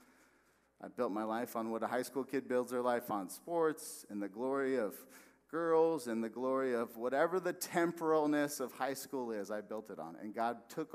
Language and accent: English; West Valley, Arizona, United States; moved away as an adult; also born or lived in Texas; we were going to move back here. I'm from the West Valley.